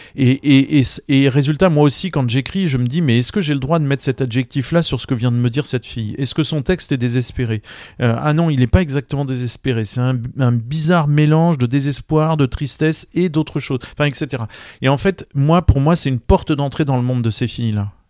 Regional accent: France; quand on est français

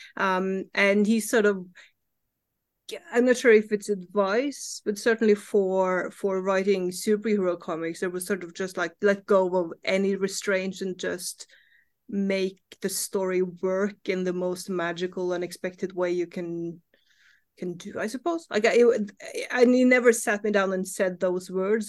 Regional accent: Norway; English is a second language; I live in Norway. I grew up in Norway.

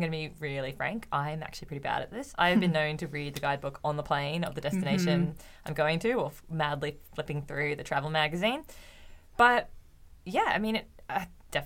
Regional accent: Australia; now in Canada; I'm Australian, live in Canada.

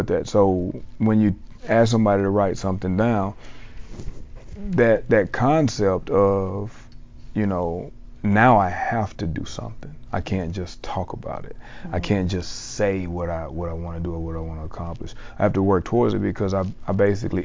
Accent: South Mississippi, United States; moved away as an adult; also born or lived in Dallas-Fort Worth, Texas; I'm from South Mississippi, who came all the way to DFW, Texas.

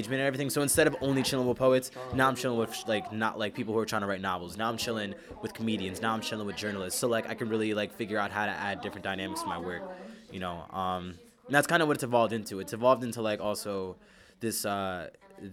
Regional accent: Philadelphia, Pennsylvania, United States; I'm from North Philly

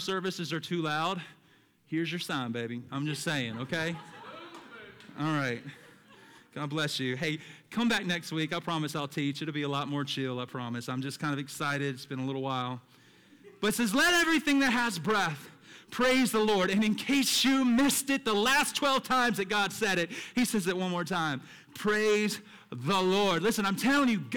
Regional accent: the South, United States; me as a child growing up in the South with a church on every corner

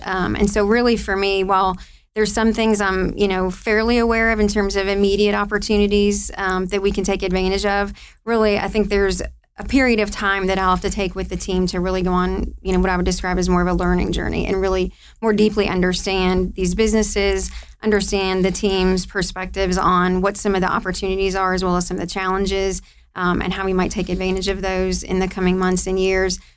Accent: Ohio, United States; moved away as an adult; now in Louisville, United States; I'm from Ohio

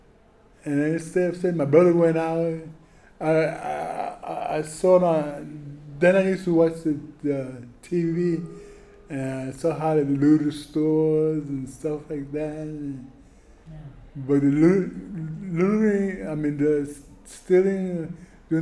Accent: New York City, New York, United States; Growing up in Brooklyn

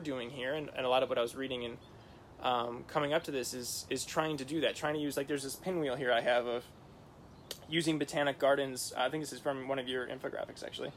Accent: Midwest, United States; growing up in the Midwest

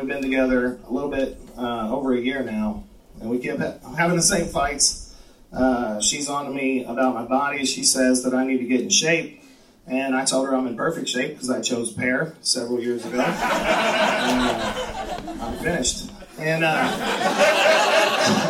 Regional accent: Texas, United States; moved away; I am from the great state of Texas

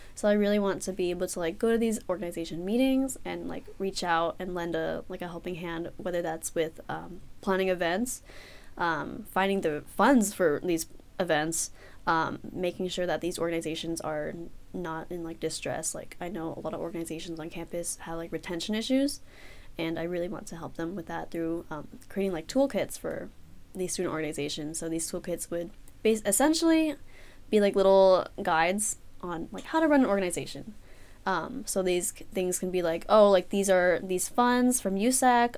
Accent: San Francisco, California, United States; I'm from San Francisco, California.

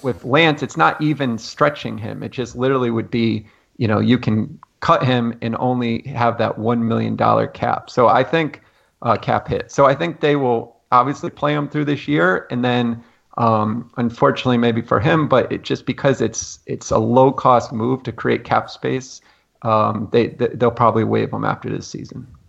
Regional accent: Connecticut, United States; I'm from Connecticut, just outside of New York.

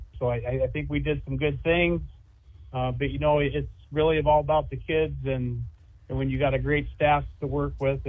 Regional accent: Glidden, near Carroll, Iowa, United States; moved away as an adult; now in Atlantic, United States; I was raised in Glitterdale right outside of Carroll. So Carroll for me is home. My mom and dad both live in Carroll. I have a brother and a sister that live in Carroll.

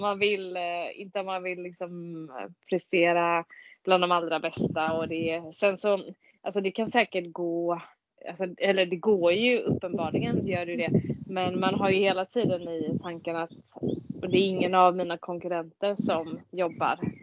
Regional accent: Gothenburg, Västra Götaland, Sweden; jag är eh, född och uppvuxen i Göteborg

